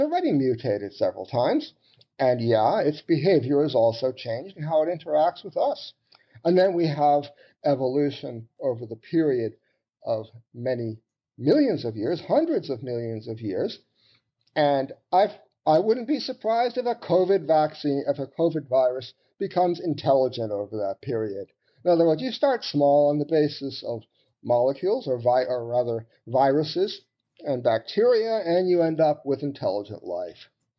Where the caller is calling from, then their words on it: St. Paul, Minnesota, United States; I'm calling you from St. Paul in Minnesota in the U.S.